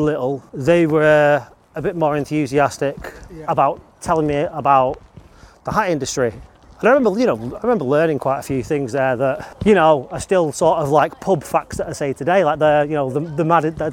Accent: Stockport, North West England, United Kingdom; I'm from Stockport

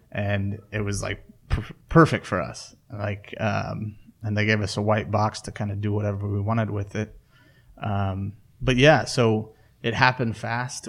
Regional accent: Kansas City, United States; also born or lived in Lawrence, Kansas; I grew up in Kansas City, but I was living in Lawrence

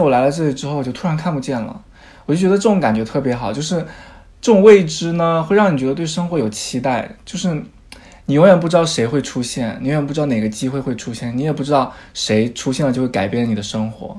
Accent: Jiangxi, China; moved away as an adult; now in London, United Kingdom; 我的老家是江西的一个小地方

